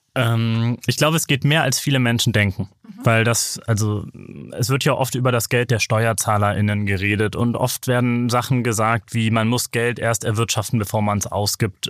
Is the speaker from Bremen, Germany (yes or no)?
yes; Bremen, Germany; ich bin aus Bremen